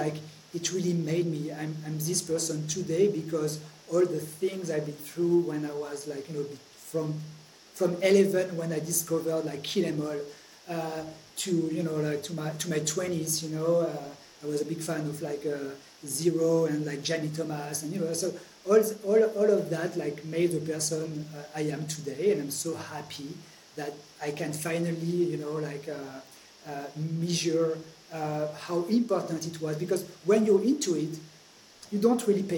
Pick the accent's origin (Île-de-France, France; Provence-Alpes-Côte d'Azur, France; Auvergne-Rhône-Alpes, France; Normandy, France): Auvergne-Rhône-Alpes, France; Grenoble; I grew up in Grenoble. Grenoble is a small town in the Alps, the French Alps